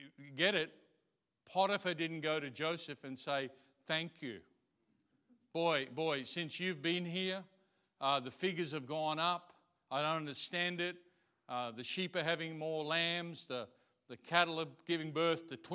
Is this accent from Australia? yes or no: yes; Australia; I'm Australian. I love this place. I see other places, but I'm of this place